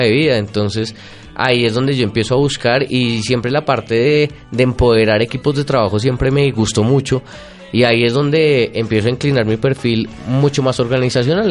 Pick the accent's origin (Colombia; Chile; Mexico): Colombia; Bogotá; yo nací en Bogotá, Mm. el 3 de abril de 1983. Hoy mi familia toda es rola